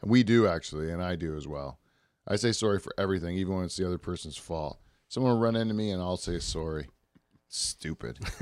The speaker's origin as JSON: {"language": "English", "country": "Canada", "said": "in our country"}